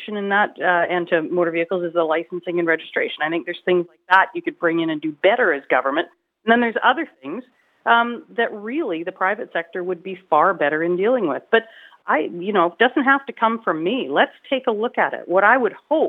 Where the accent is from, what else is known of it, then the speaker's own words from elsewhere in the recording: British Columbia, Canada; we as British Columbians